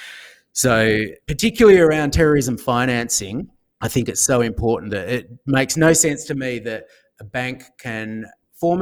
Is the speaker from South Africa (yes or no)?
no; Australia; I'm an Australian